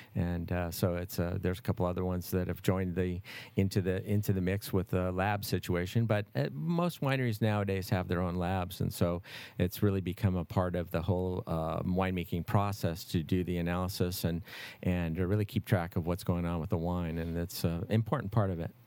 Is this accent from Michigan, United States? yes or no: yes; Detroit, Michigan, United States; also born or lived in Los Angeles; now in Napa Valley, United States; I'm originally from Detroit